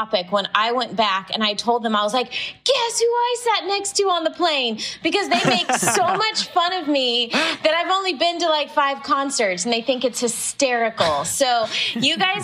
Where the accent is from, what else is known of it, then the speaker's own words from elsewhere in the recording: Orlando, Florida, United States; I grew up in Orlando, Florida, and my dad was a Disney cast member